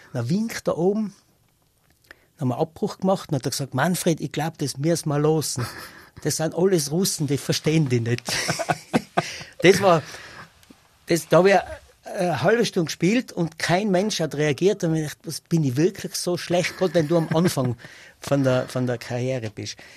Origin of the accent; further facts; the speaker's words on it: North Tyrol, Austria; also born or lived in Styria / Ulten Valley, South Tyrol (family origin); Ich bin in Nordtirol aufgewachsen und äh, ich bin da daheim und ich, ich bin am liebsten da daheim